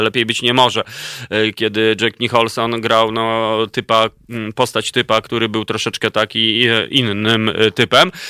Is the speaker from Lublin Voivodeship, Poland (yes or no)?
no; Warsaw, Masovian Voivodeship, Poland; moved away as an adult; ja się urodziłem w Warszawie, całe życie mieszkałem, ale 13 lat temu po prostu stwierdziłem, że już się nie da mieszkać mi tu i wybrałem tak zwaną wieś polską